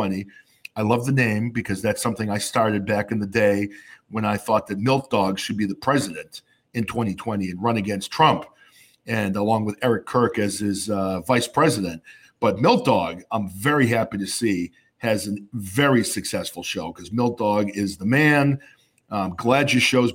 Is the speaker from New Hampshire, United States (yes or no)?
yes; New Hampshire, United States; now in Massachusetts, United States; I grew up in New Hampshire where the state motto is live free or die.